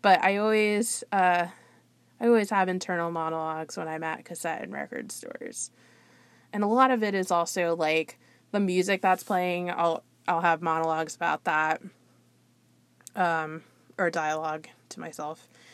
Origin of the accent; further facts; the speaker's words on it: South Florida, United States; I'm from the South Florida area